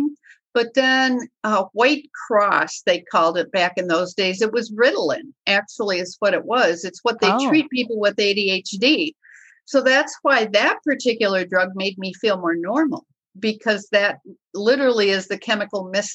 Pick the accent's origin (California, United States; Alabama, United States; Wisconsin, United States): Wisconsin, United States; the alcohol is just what we do in Wisconsin. I mean, that is just, we are like one of the top states in the nation of overindulgence of alcohol. I mean, we drink.